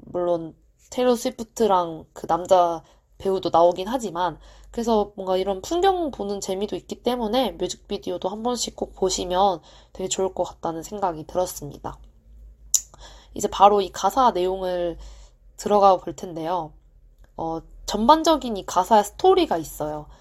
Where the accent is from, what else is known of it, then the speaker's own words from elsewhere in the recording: South Korea; 저는 토종 한국인이기 때문에